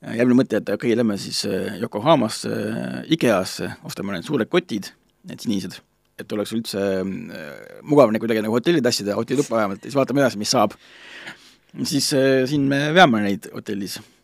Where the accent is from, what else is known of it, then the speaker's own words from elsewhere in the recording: Estonia; ma ütlesin, noh, et from Estonia